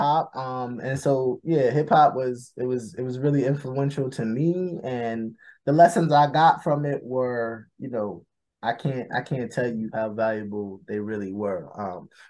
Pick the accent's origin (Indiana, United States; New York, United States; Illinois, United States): New York, United States; growing up in New York